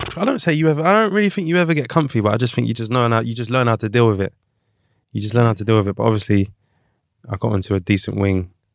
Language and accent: English; London, United Kingdom; I'm from London